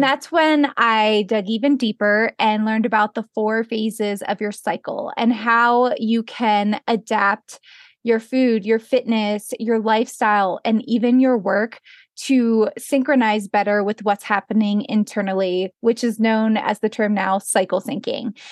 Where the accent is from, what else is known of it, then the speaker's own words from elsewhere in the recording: Pennsylvania, United States; moved away as an adult; now in Jackson Hole, United States; I grew up in Pennsylvania, and I eventually moved out to Jackson Hole, Wyoming, where I live now